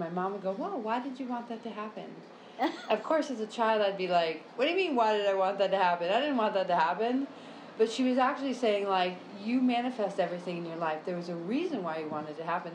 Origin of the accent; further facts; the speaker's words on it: United States; now in Brazil; I'm located in Brazil since you asked that question, but I am American.